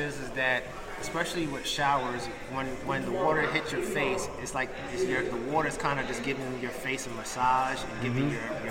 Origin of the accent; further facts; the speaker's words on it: Jamaica; accent: Jamaican; now in New York, United States; And as you can hear, my Jamaican accent is pretty much gone.